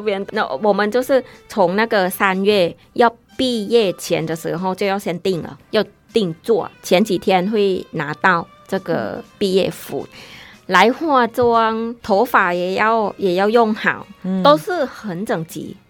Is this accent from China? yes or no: no; Thailand; Chinese is a second language; now in Taiwan; 像我泰国人来台湾比较大的